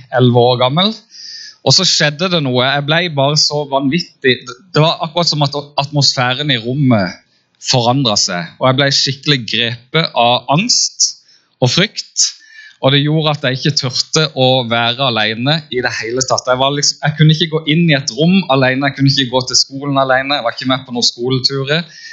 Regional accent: Farsund, Agder, Norway; now in Kristiansand, Norway; jeg kommer egentlig fra Farsund og har bodd i Kristiansand siden 97

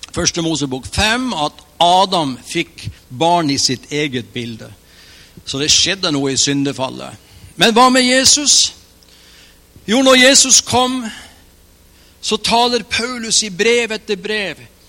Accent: Mo i Rana, Nordland, Norway; Jeg trodde i flere år, i hvert fall tre år etter jeg ble en kristen, at jeg var fra Mo i Rana.

